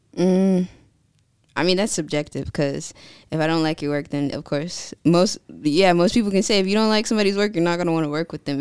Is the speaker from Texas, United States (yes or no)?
no; California, United States; moved away as an adult; now in Virginia, United States; I was born and raised in California. I moved out to Virginia January twenty twenty-one